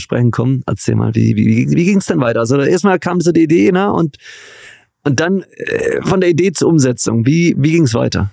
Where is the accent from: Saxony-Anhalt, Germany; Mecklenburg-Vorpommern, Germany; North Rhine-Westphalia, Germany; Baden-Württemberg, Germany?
Baden-Württemberg, Germany; Göppingen; Ich bin in der Perle Europas, der Heimat Jürgen Klinsmanns im schönen Göppingen, Baden-Württemberg geboren.